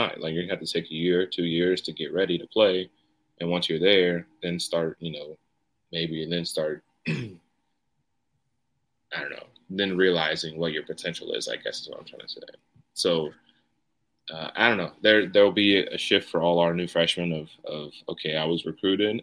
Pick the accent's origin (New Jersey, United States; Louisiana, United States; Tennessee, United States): Tennessee, United States; Knoxville area; a wing company that is in my hometown